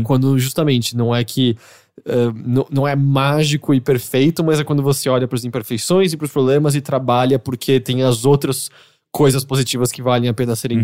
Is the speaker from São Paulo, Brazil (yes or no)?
yes; São Paulo, Brazil; eu nasci em São Paulo e sempre morei aqui.